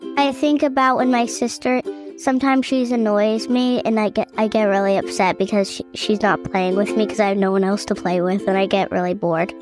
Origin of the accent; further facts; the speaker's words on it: Virginia, United States; I am from Virginia, and that is where I am right now.